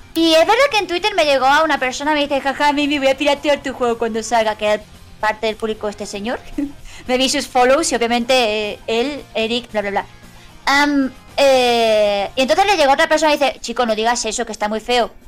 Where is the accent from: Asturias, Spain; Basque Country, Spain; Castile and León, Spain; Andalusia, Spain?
Andalusia, Spain; somos andaluces